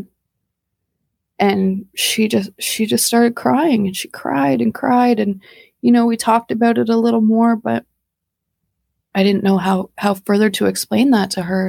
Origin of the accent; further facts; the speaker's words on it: Canada; we're Canadian